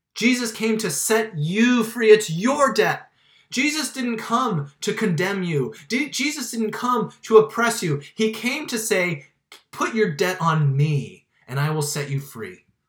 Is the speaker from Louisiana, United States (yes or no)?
no; Miami, Florida, United States; I grew up in Miami